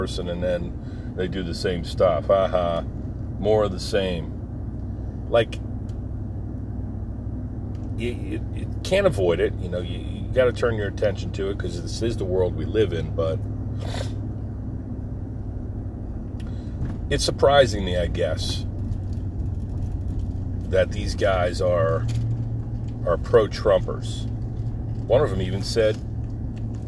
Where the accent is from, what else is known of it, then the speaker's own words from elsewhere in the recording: New Jersey, United States; moved away; my buddies I grew up with in Jersey